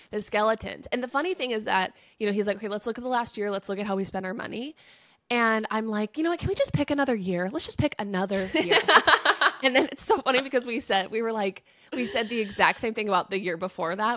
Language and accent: English; United States; I'm an American and we call it soccer.